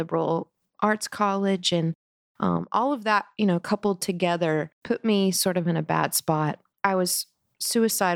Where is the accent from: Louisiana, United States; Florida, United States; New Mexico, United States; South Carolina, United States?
South Carolina, United States; I grew up in South Carolina in a conservative Christian home